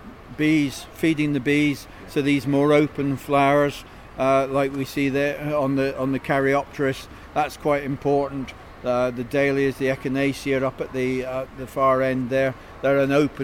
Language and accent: English; Scotland, United Kingdom; as a Scotsman